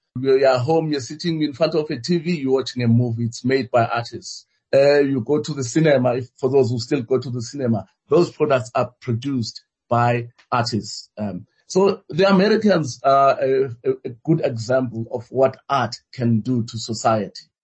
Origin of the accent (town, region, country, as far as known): South Africa